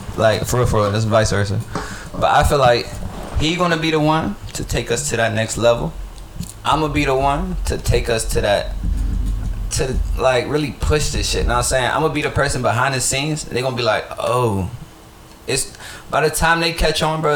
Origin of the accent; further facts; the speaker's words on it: Pittsburgh, Pennsylvania, United States; I'm from Pittsburgh, but I'm really from the H